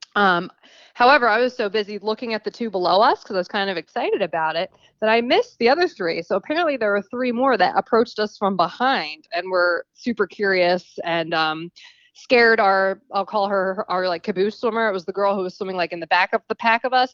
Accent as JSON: {"language": "English", "region": "New Jersey", "country": "United States", "moved": "as an adult", "lives_now": "Texas, United States", "said": "I'm originally from New Jersey."}